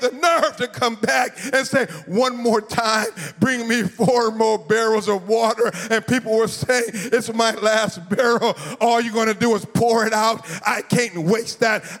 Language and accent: English; Florida, United States; I'm from Florida